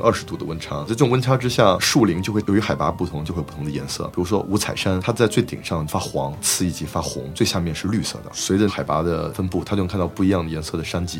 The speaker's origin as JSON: {"language": "Chinese", "town": "Xiamen", "region": "Fujian", "country": "China", "tie": "born or raised there", "also_born_or_lived": "Chiang Mai, Thailand", "accent": "Thai-tinged", "moved": "yes", "said": "我在鼓浪屿长大的，在海岛长大的人无比渴望躺平，因为海岛生活就大家每天吃完饭就沿着海海岸线遛弯儿"}